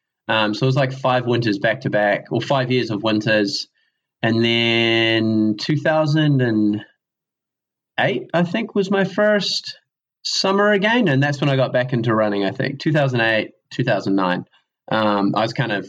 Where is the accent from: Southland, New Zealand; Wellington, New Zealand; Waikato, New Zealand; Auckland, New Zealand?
Southland, New Zealand; Riverton; accent: southern; also born or lived in Wanaka; now in Dunedin, New Zealand; I grew up in Riverton, way down south, like on the south coast